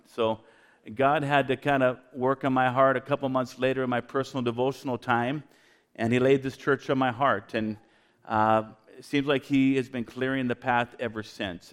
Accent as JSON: {"language": "English", "town": "Vancouver", "region": "British Columbia", "country": "Canada", "tie": "born or raised there", "moved": "yes", "said": "I'm a dual citizen, Canadian American. My wife is from Spokane. I was born in Vancouver"}